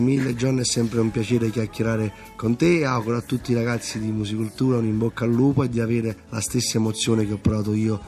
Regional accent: Naples, Campania, Italy; io vengo da Scampia

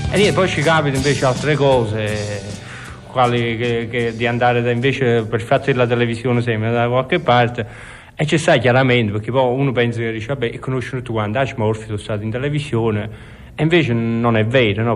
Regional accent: Naples, Campania, Italy; sono napoletano

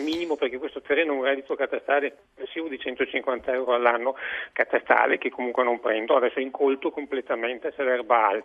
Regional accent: Venice, Veneto, Italy; moved away as an adult; io sono veneziano di nascita, io sono nato nella scuola di San Marco, lì a Diacenza, con la Basilica dei Santi Giovanni e Paolo, che lei conoscerà senz'altro, mm-hmm. un posto bellissimo. Ho vissuto lì fino a 23 anni

